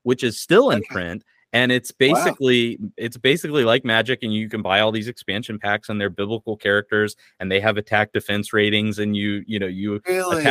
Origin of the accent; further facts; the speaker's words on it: United States; moved away; I was raised evangelical in America